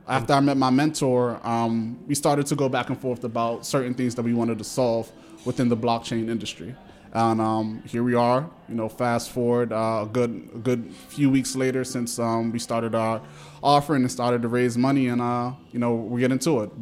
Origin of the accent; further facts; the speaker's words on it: Washington, District of Columbia, United States; also born or lived in New York City; I'm a DC native. I grew up in Washington, DC. For most of my life, I was born and raised here, Howard University Hospital, out the womb